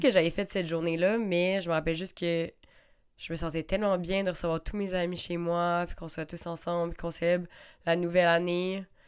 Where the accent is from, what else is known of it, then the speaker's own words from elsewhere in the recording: Quebec, Canada; also born or lived in Australia; d'avoir quitté l'Australie, de revenir au Québec